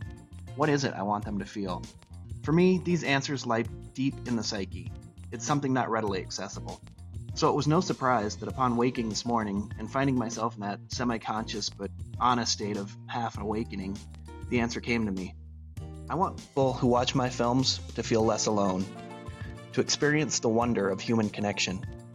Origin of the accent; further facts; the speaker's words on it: Reno, Nevada, United States; I'm from Reno, Nevada.